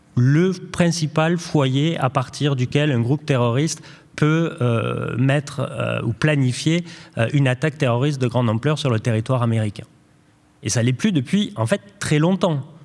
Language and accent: French; France; en tant que Français